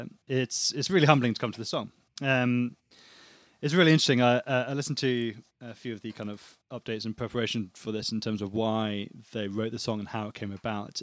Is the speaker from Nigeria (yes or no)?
no; United Kingdom